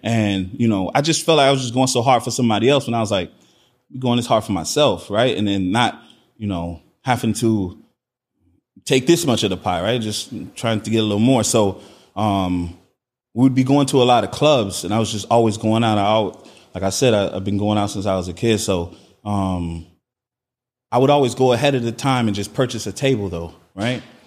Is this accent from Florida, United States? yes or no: yes; Miami, Florida, United States; also born or lived in New Orleans / Trinidad (ancestry); I was born in New Orleans, but I grew up in Miami, Florida.